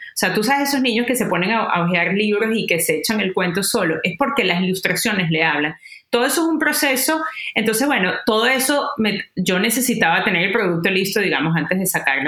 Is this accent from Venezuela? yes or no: yes; Venezuela; moved away as an adult; now in United States; Yo vengo de Venezuela, como muy bien saben, me mudo eh, vengo del mundo corporativo